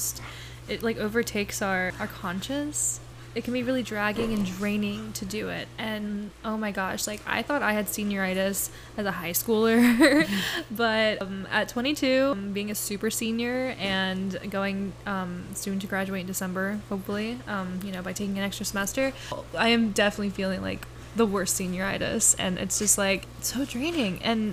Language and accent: English; Okeechobee, Florida, United States; My hometown.